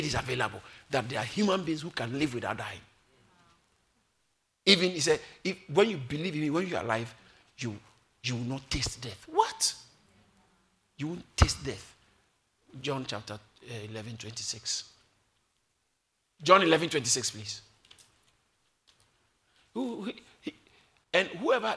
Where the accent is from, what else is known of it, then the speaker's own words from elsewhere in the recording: Accra, Greater Accra, Ghana; I was born in Accra